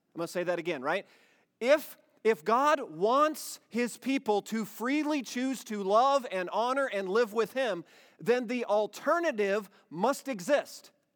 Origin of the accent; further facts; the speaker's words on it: Iowa, United States; moved away; We grew up in Iowa